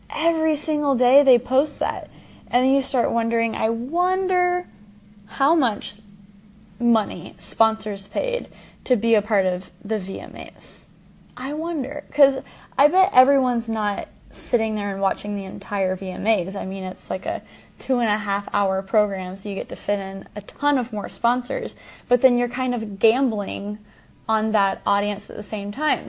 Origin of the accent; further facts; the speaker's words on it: Dallas, Texas, United States; I'm from Dallas